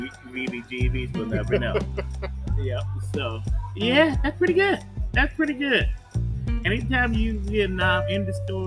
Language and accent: English; the North, United States; moved away; I'm from up north